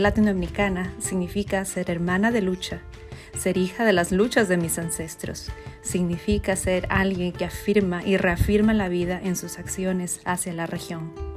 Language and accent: Spanish; Catamarca, Argentina; soy argentino de la no tan conocida pero sí muy pintoresca provincia de Catamarca